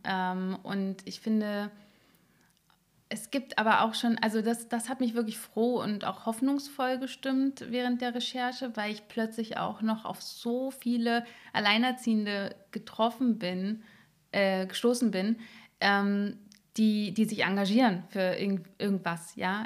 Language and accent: German; Berlin, Germany; Ich bin in Marzahn aufgewachsen